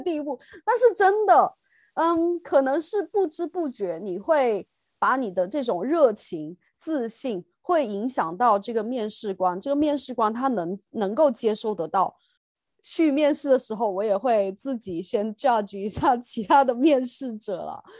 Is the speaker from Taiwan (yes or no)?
no; China; moved away as an adult; now in United Kingdom; 就像我们中国人，然 后在英国教